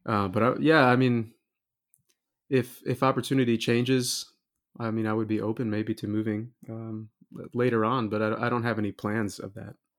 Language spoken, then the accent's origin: English; Wichita Falls, Texas, United States; moved away as an adult; also born or lived in Indiana; now in Kokomo, United States; I'm originally from Texas, uh, grew, grew up in Wichita Falls